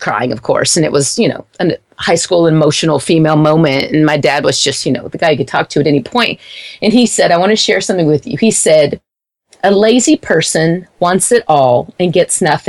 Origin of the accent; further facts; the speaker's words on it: Wichita Falls, Texas, United States; where I grew up in Wichita Falls, it's a very small town.